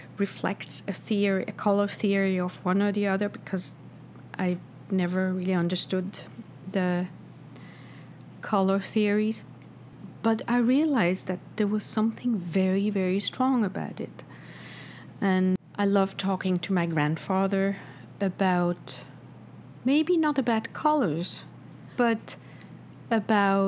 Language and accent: English; Switzerland; now in New York, United States; I grew up in Switzerland, where you go home from school, you go home and have lunch at home